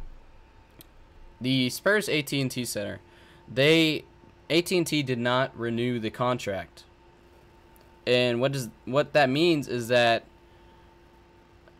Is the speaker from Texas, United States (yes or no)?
yes; San Antonio, Texas, United States; I'm from San Antonio area